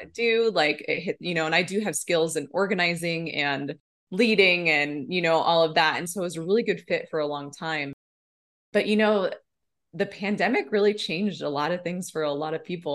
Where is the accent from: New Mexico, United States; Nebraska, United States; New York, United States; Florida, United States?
Nebraska, United States; now in Bozeman, United States; I am originally from Nebraska. That's where I grew up